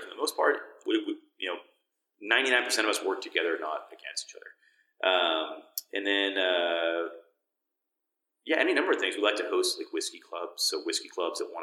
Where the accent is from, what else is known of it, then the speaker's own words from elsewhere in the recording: Boston, Massachusetts, United States; moved away as an adult; also born or lived in Washington State; now in Baltimore, United States; I'm from Boston originally